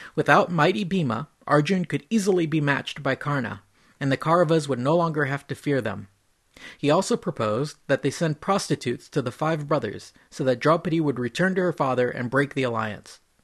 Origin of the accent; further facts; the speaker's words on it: California, United States; I grew up in California